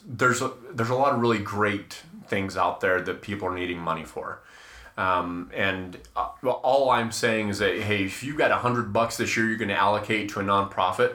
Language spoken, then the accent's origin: English; Salt Lake City, Utah, United States; Growing up in the mean streets of Salt Lake City.